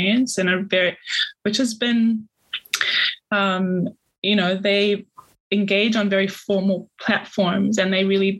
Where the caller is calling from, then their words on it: Logan, Queensland, Australia; I'm calling in from Yagara and Yagambe language speaking country here in Logan